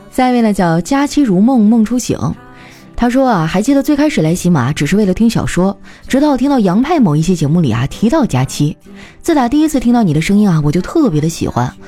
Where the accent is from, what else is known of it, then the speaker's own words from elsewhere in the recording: Northeast China, China; 我们东北人